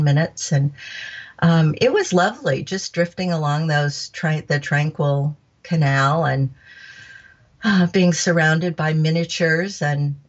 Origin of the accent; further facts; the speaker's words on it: Anaheim, California, United States; I grew up in Anaheim